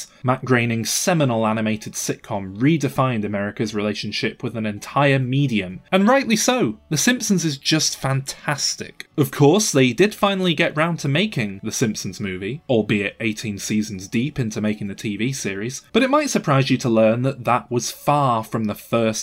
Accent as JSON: {"language": "English", "town": "Manchester", "region": "North West England", "country": "United Kingdom", "said": "from Manchester, England"}